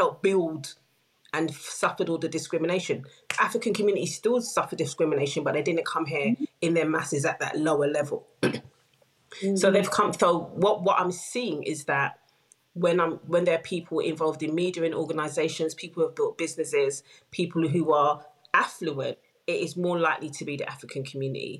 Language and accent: English; United Kingdom; even though I was born here, we were not seen as British